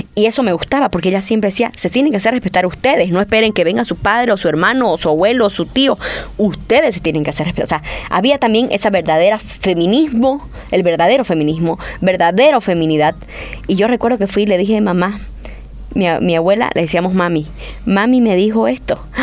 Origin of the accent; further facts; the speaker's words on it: San José de Chiquitos, Santa Cruz, Bolivia; somos de San José chiquitos